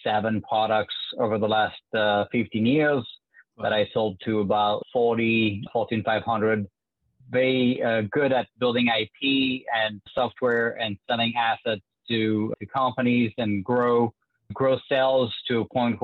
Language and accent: English; France; accent: French; English is a second language; moved away as an adult; now in United States; you can tell with my French accent that I was not born in the U.S. I moved to the U.S. about 10 years ago now.